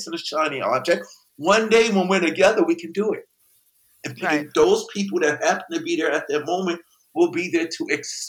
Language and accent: English; Queens, New York, United States; there was a reason why when we came from Queens and went into the Danceteria